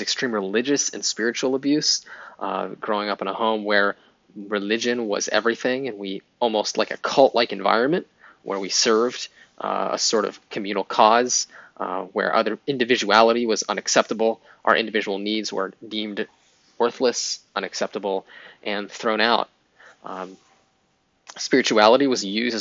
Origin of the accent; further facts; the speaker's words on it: Pittsburgh, Pennsylvania, United States; I grew up in Pittsburgh, Pennsylvania